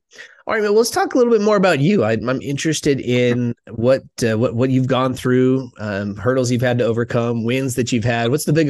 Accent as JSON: {"language": "English", "region": "Minnesota", "country": "United States", "tie": "born or raised there", "moved": "yes", "said": "I grew up in Minnesota."}